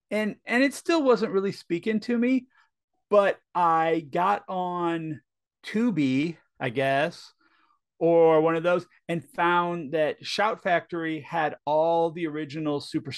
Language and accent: English; St. Louis, Missouri, United States; moved away; So I grew up in St. Louis, Missouri.